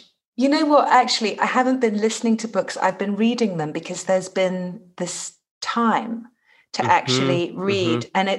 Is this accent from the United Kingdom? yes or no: yes; England, United Kingdom; growing up in England, you know, everything was on the radio.